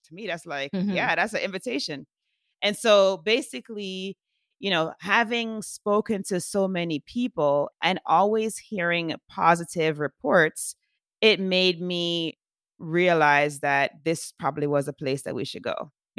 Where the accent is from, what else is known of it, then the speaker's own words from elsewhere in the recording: Jamaica; Because I'm from Jamaica originally.